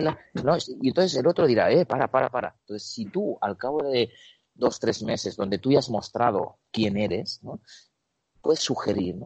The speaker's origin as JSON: {"language": "Spanish", "town": "Barcelona", "region": "Catalonia", "country": "Spain", "also_born_or_lived": "Ukraine / Buenos Aires, Argentina", "moved": "as an adult", "lives_now": "Seville, Spain", "said": "he vivido en Buenos Aires, Argentina, he vivido y estoy viviendo en Sevilla y soy de Barcelona"}